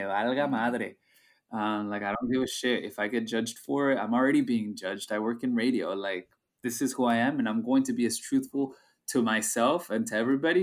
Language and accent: English; United States; our experience as being bicultural, first-generation Mexican-American